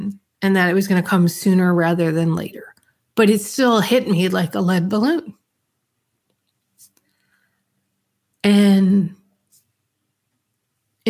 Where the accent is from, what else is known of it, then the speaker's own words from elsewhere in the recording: Yonkers, New York, United States; also born or lived in The Bronx, New York; I grew up in the Bronx in Yonkers, New York